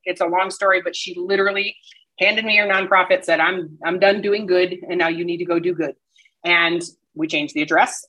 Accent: Midwest, United States; now in Colorado, United States; I'm, I'm from the Midwest where everybody stayed where you're from. That's just what you did. So, you know, I grew up with all my cousins around

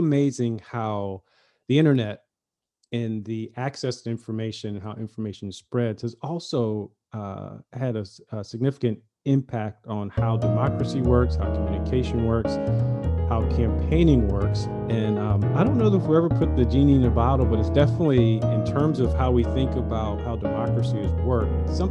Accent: North Carolina, United States; I grew up in North Carolina

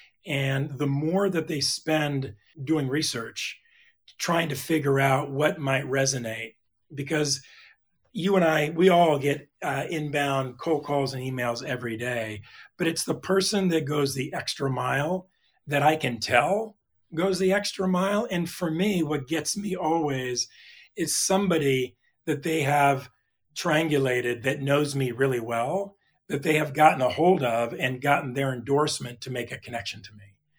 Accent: California, United States; And again, I grew up in Southern California.

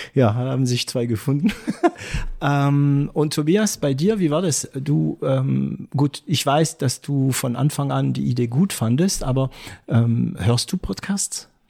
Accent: France; German is a second language; now in Germany; ich bin Franzose

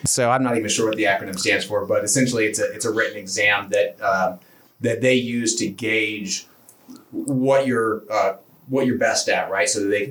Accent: Space Coast, Florida, United States; moved away as an adult; Yeah, so I grew up in Florida, land of the Sunshine State.

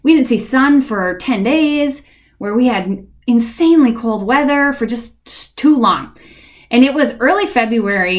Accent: Minnesota, United States; I grew up in Minnesota. Like, I've been here for 35 years

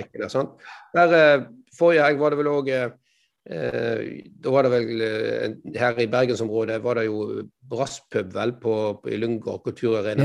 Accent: Strilelandet, Vestland, Norway; jeg er jo stril

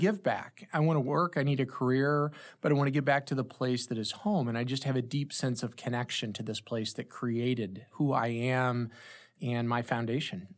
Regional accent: Granite City, Illinois, United States; also born or lived in New York; Born and raised in the Saint Louis Metro. I was from the Illinois side of the Metro in Granite City, Illinois

